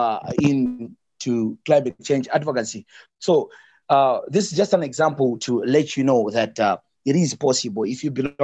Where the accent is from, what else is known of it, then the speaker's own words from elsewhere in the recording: Malawi; I'm from Malawi.